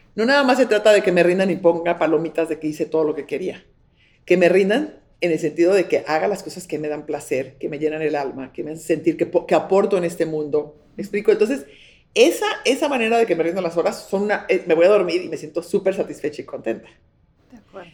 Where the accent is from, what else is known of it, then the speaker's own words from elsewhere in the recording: Mexico; soy mexicana